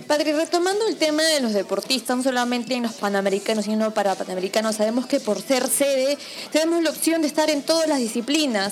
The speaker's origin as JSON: {"language": "Spanish", "country": "Peru", "said": "nosotros que somos peruanos"}